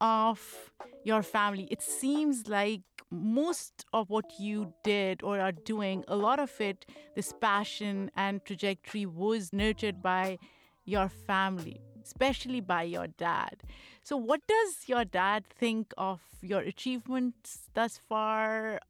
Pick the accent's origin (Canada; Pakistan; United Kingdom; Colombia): Pakistan; Like, I grew up in Pakistan and I watched field hockey.